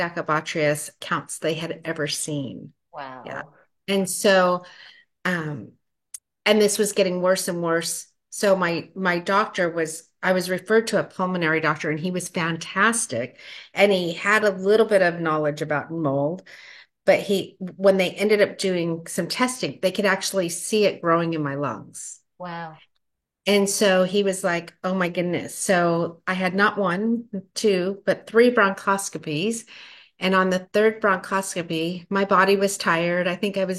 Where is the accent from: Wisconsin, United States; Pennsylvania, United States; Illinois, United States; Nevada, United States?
Nevada, United States; Las Vegas; moved away as an adult; now in California, United States; I grew up in Las Vegas, of all places